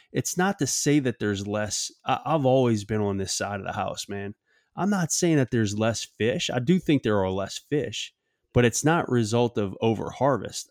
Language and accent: English; Louisiana, United States; my home state of Louisiana